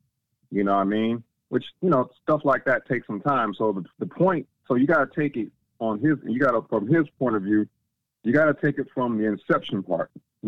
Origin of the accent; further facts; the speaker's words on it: California, United States; and I'm a Cali kid, so when Cube was popping, I was in California growing up with him.